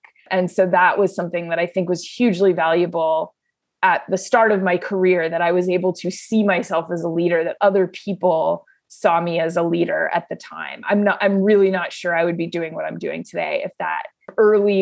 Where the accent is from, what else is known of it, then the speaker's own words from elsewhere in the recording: San Diego, California, United States; moved away as an adult; also born or lived in Los Angeles; I grew up in San Diego, and then I went to college in LA at UCLA